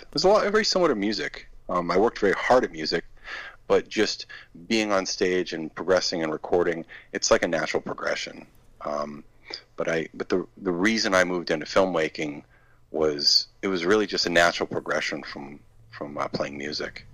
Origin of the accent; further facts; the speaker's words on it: Maine, United States; I grew up in Maine, which is about two and a half hours north of of uh, Boston